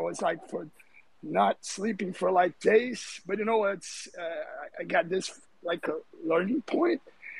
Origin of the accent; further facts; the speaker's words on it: Rio de Janeiro, Brazil; I'm a Brazilian. I'm speaking from Brazil, Rio de Janeiro.